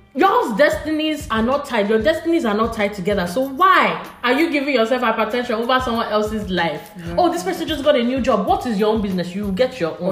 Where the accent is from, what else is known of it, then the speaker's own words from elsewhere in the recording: Nigeria; I'm from Nigeria